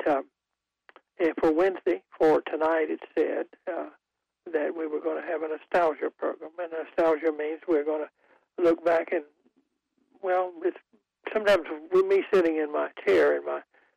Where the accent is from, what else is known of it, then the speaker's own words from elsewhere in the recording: Goldsboro, North Carolina, United States; living in my hometown, which it was Goldsboro was a town of about 25,000 people when I was growing up